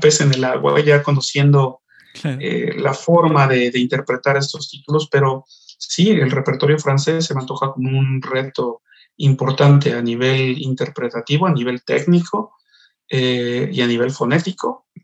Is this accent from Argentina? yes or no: no; Xalapa, Veracruz, Mexico; moved away; mi tierra